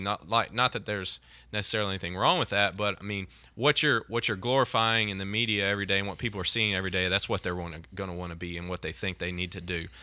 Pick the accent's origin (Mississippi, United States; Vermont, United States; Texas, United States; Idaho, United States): Mississippi, United States; growing up in Mississippi and having so many junior colleges here.